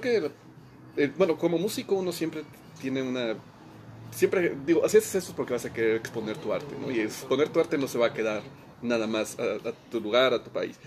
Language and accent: Spanish; Mexico; moved away as an adult; now in Austria; como músico mexicano en México